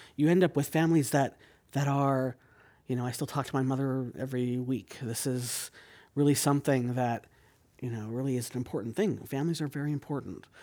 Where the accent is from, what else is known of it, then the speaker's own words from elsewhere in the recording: San Jose, California, United States; now in San Francisco, United States; I grew up in San Jose.